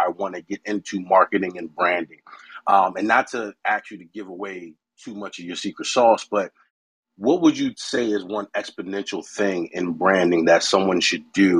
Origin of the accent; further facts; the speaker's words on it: Philadelphia, Pennsylvania, United States; I'm from Philly